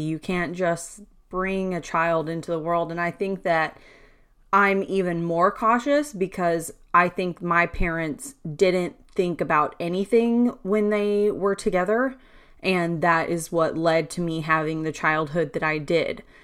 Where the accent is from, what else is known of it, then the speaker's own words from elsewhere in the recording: Louisiana, United States; I'm from Louisiana